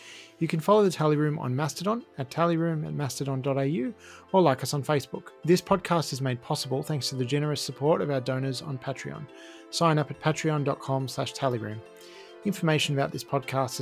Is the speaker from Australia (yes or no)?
yes; Australia; as an Australian